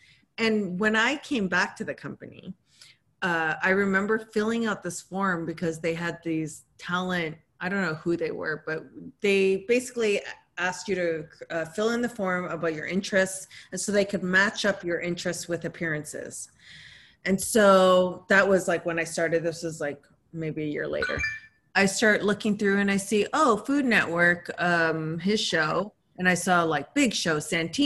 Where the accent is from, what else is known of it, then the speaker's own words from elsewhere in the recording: Canada; now in United States; I came from Canada.